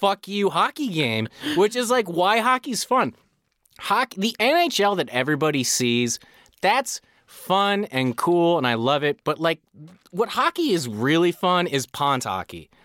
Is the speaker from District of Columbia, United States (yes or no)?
no; Chicago, Illinois, United States; moved away; also born or lived in Colorado; I grew up in Chicago, and I moved to Colorado when they got a hockey team